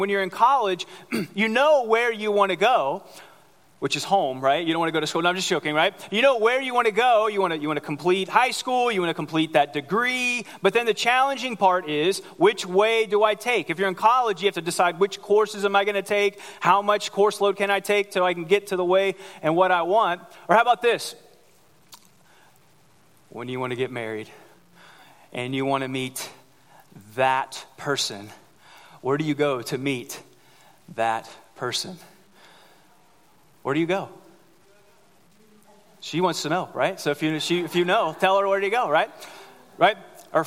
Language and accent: English; Cincinnati, Ohio, United States; moved away; I grew up in Ohio in Cincinnati